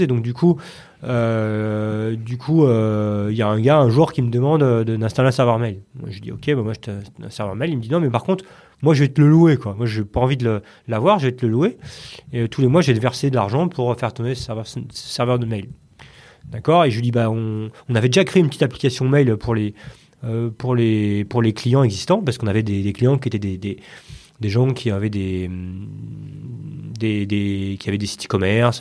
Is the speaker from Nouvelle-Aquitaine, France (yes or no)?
no; Paris region, Île-de-France, France; je suis né à Paris, mmh. dans le 11e, et voilà, j'ai grandi, en région parisienne. Val d'Oise, Yvelines, un peu, on a pas mal bougé avec mes parents, mais en région parisienne